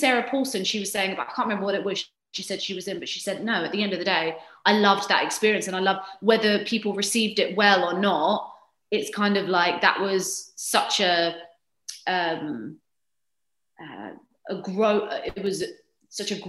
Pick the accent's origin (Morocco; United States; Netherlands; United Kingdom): United Kingdom; I'm British